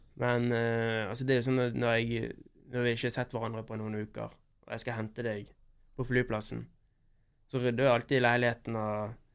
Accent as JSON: {"language": "Norwegian", "town": "Bergen", "region": "Vestland", "country": "Norway", "also_born_or_lived": "Oslo", "said": "Når jeg er hjemme i Bergen"}